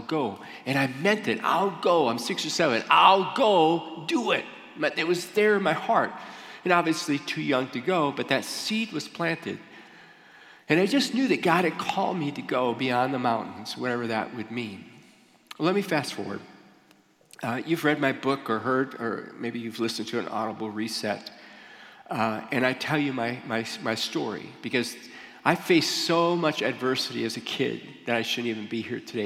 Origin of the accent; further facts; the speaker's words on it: Michigan, United States; moved away as an adult; also born or lived in Ohio; I grew up in Michigan